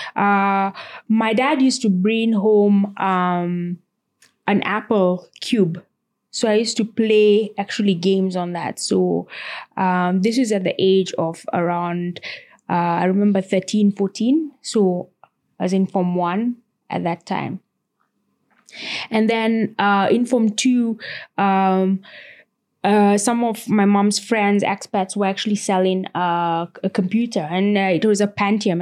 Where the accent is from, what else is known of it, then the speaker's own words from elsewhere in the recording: Nairobi, Kenya; I grew up and was born, uh, in actually South Sea